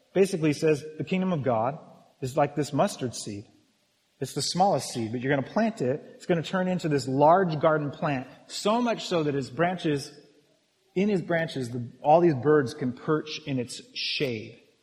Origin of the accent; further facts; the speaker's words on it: United States; we're Western. We're American